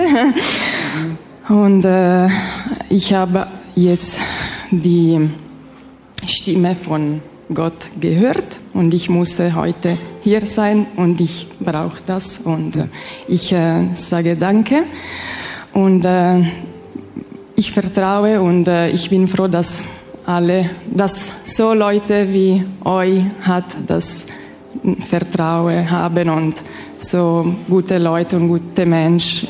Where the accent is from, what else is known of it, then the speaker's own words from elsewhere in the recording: Ticino, Switzerland; German is a second language; ich rede nicht so gut Deutsch, weil ich ja, komme aus der äh, Tessin